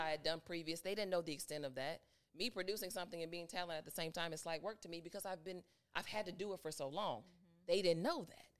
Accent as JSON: {"language": "English", "town": "Chicago", "region": "Illinois", "country": "United States", "moved": "as an adult", "lives_now": "Atlanta, United States", "said": "back home in Chicago"}